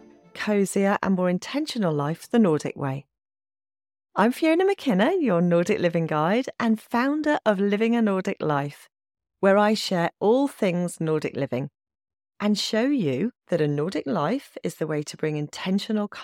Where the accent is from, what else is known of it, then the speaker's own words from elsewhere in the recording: England, United Kingdom; moved away as an adult; now in Norway; I still have that mindset of being in England, because I'm English